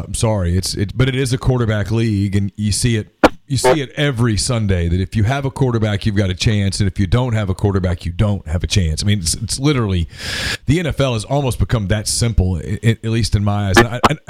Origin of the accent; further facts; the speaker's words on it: Louisiana, United States; I grew up in Louisiana. All my friends were Cowboy fans.